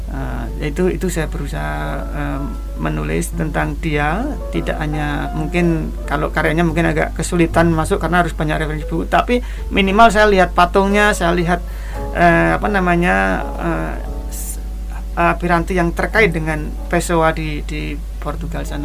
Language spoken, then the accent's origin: Indonesian; Kendal, Central Java, Indonesia; Saya tidak pernah tepuk tangan karena sunset di di sawah di desa saya di Kendal sana udah biasa sejak kecil.